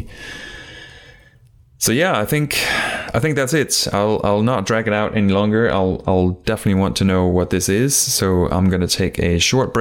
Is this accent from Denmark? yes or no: yes; Denmark; moved away; I am actually originally from Denmark